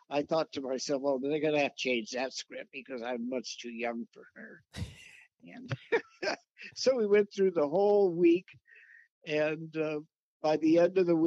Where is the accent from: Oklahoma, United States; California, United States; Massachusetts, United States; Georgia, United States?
California, United States; Richmond; I grew up in East Bay, city of Richmond